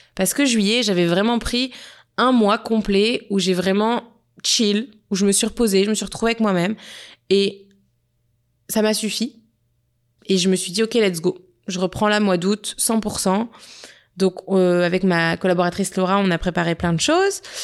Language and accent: French; Nice, Provence-Alpes-Côte d'Azur, France; now in Montreal, Canada; on a été à Nice, dans ma ville natale